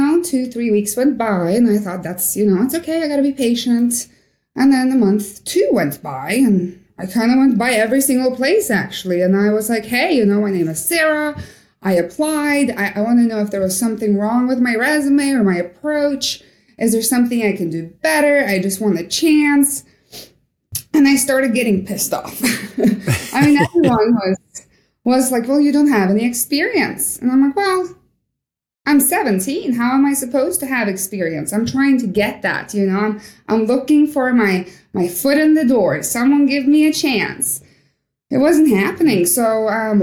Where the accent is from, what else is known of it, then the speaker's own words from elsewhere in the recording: Norway; moved away as an adult; also born or lived in Kalix, Sweden; now in Alaska, United States; growing up in Norway was fantastic